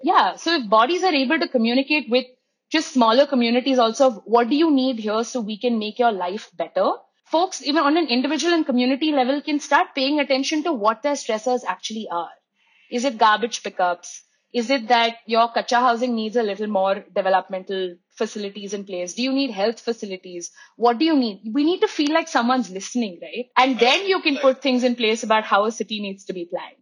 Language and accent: English; Mumbai, Maharashtra, India; moved away; I am a second generation Mumbaikar. My grandparents moved from the south to Bombay. My mom was born and raised in Bombay. So I grew up with the crowd.